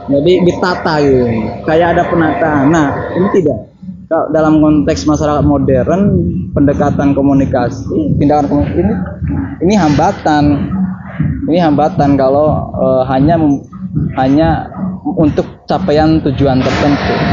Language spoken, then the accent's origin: Indonesian; West Java, Indonesia; saya orang Sunda tapi dengan orang Jerman misalkan